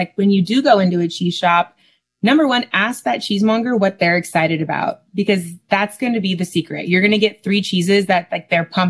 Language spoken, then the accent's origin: English; California, United States; growing up in California where it's 70 degrees year round